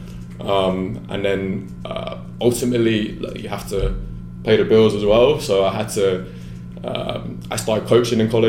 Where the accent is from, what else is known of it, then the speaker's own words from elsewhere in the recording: London, United Kingdom; moved away; I was born and raised in England, grew up playing there.